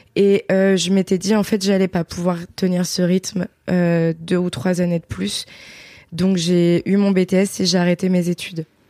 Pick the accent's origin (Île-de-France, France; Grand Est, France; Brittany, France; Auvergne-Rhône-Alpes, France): Auvergne-Rhône-Alpes, France; Beaujolais, near Villefranche-sur-Saône; J'ai grandi dans le Beaujolais, un petit village euh, à côté de Villefranche-sur-Saône